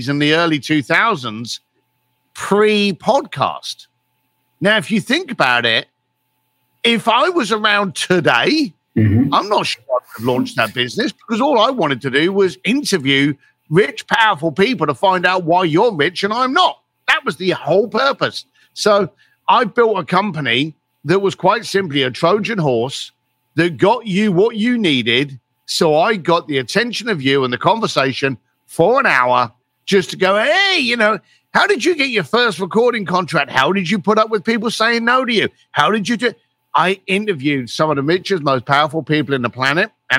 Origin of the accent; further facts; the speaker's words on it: London, United Kingdom; I was a bricklayer from East London, and I had no money